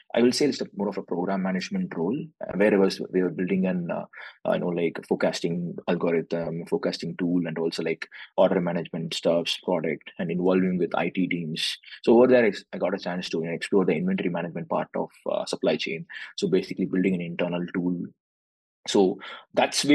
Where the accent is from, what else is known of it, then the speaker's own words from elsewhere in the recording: Chennai, Tamil Nadu, India; moved away as an adult; also born or lived in Tanjore, India; now in Dallas, United States; I'm coming from southern part of India. So I'm coming from Tamil Nadu, so basically in Chennai.